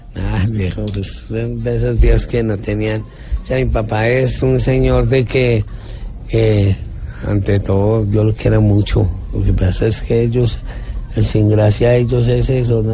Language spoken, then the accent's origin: Spanish; Bogotá, Colombia; Yo nací aquí en Bogotá.